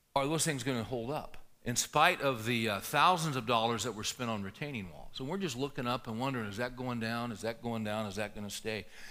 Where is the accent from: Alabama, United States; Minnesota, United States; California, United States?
California, United States; moved away; I grew up in California